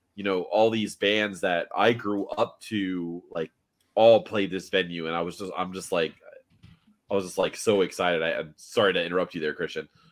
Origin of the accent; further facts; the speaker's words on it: Miami, Florida, United States; moved away; also born or lived in Orlando; I grew up in Miami originally